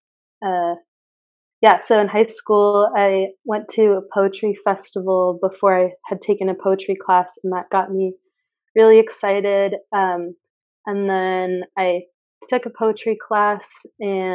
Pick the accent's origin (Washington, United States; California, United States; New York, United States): Washington, United States; Mount Vernon; I'm from Mount Vernon, Washington, so like all evergreens and stuff like